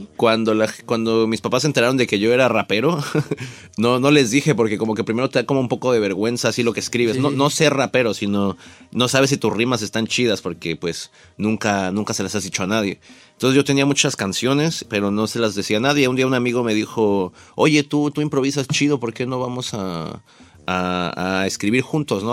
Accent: Nezahualcóyotl, State of Mexico, Mexico; yo nací en, en Ciudad Nezahualcóyotl

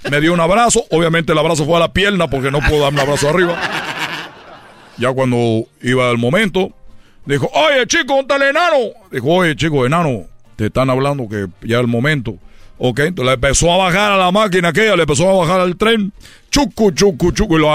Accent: Michoacán, Mexico; yo soy de Michoacán.

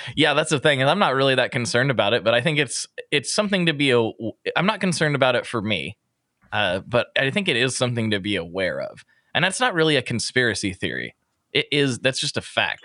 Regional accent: Portland, Oregon, United States; I'm like, Portland

